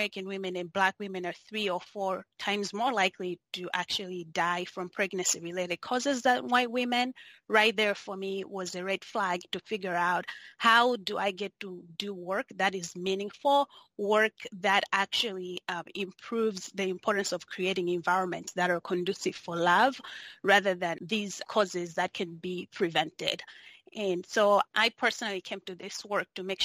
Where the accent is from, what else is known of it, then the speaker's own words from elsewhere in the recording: Malawi; moved away as an adult; also born or lived in Spokane, United States; now in United States; I was born and raised in Malawi, which is southeastern part of Africa